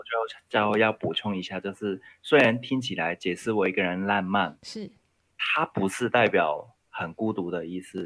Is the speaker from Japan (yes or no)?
no; Hong Kong; moved away as an adult; now in Taiwan; 我是一个移民台湾的香港人